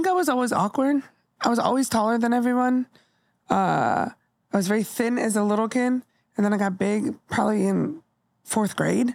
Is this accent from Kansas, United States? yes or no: no; Bay Area / Southern California, United States; when I moved from the Bay Area to Southern California, I was in sixth grade.